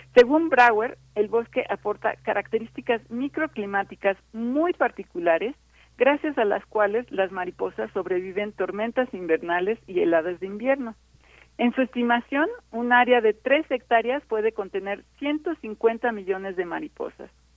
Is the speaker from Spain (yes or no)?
no; Mexico; todavía como mexicanos